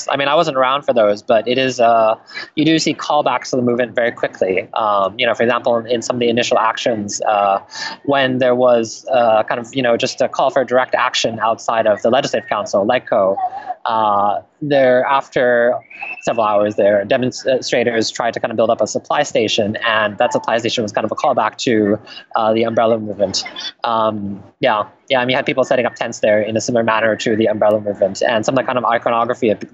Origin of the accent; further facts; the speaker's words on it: Taiwan; For example, myself, uh, where you know I come from Taiwan, and so some of the writing I do does not make China happy.